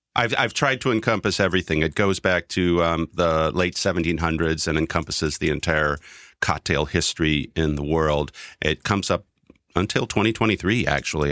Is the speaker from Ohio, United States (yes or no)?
no; Wisconsin, United States; now in New York, United States; I'm from Wisconsin